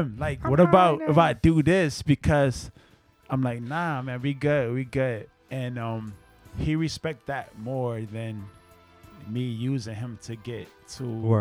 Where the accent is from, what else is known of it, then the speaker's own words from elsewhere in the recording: New Orleans, Louisiana, United States; also born or lived in East Coast; And I was from New Orleans, but I was in the East Coast. I came here.